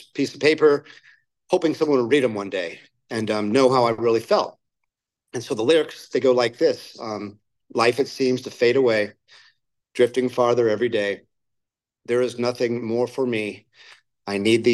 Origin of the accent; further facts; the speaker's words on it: Placentia, California, United States; also born or lived in Jacksonville, Florida; I grew up in Placentia